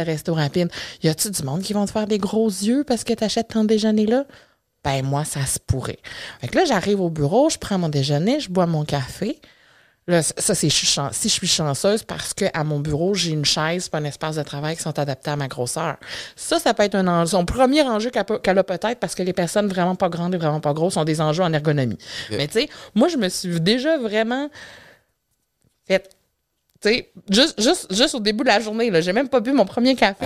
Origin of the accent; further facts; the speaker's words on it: Matane, Quebec, Canada; je suis née grosse. C'est un beau bébé de 10 livres euh, que euh, les, les, infirmières de l'unité de maternité de l'hôpital de Matane